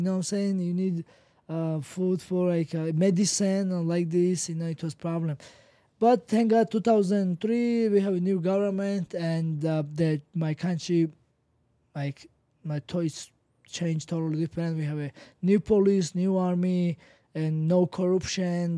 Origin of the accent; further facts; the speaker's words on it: Georgia; I'm from Kanchi, Georgia